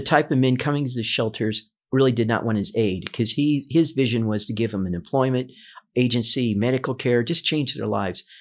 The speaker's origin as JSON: {"language": "English", "town": "Omaha", "region": "Nebraska", "country": "United States", "tie": "born or raised there", "said": "I've been a native of Omaha my entire life. I grew up here."}